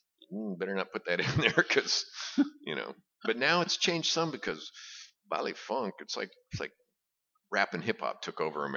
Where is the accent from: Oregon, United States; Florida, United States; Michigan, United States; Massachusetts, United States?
Michigan, United States; Detroit; moved away; I grew up in Motown